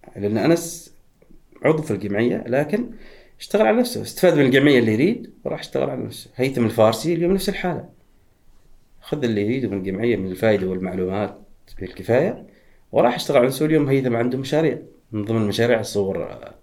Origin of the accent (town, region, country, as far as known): Oman